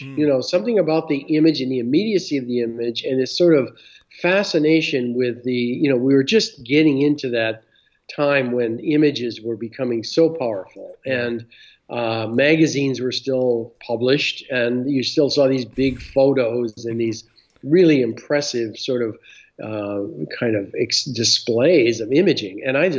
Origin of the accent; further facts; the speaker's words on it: Michigan, United States; I'm from Michigan, yeah.